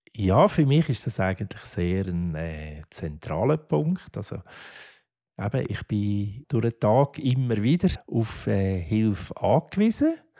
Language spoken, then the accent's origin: German; Affoltern am Albis, Zurich, Switzerland; Ich bin zuerst im Heim aufgewachsen, im Kinderspital in Affoltern am Albis bis 14 bin ich dort